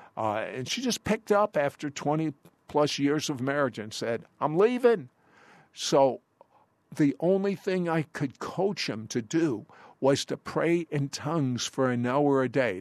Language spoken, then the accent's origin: English; Washington, District of Columbia, United States; I come from Washington, D C